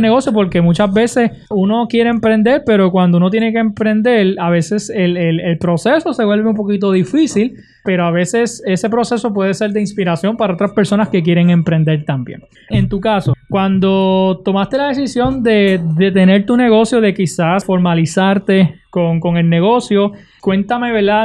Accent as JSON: {"language": "Spanish", "country": "Puerto Rico"}